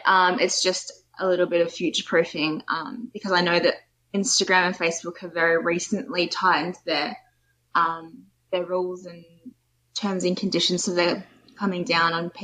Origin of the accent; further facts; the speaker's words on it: Australia; as a little kid growing up in Australia, even though I was born here